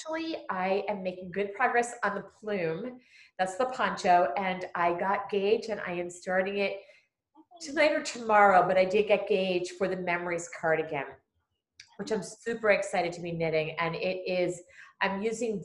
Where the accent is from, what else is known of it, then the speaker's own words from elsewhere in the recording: United States; we're all from here